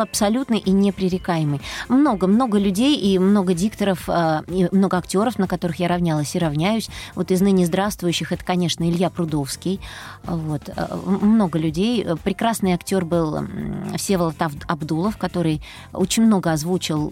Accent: Moscow, Russia; Я родилась в Москве. Э, всю жизнь прожила в Москве

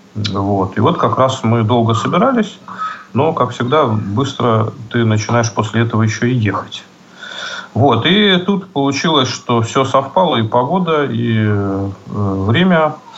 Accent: Saint Petersburg, Russia; в родном городе, ну, в нашем случае это в Петербурге

